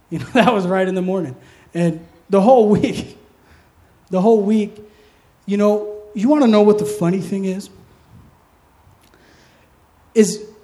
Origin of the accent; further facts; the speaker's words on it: East Coast, United States; I'm from the East Coast. I'm an old guy.